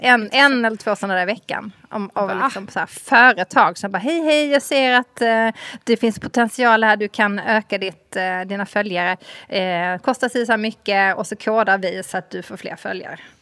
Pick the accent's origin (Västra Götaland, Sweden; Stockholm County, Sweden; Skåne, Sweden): Skåne, Sweden; som halvdansk skåning